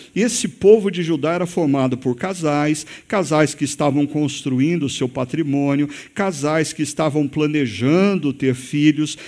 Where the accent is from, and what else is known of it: Brazil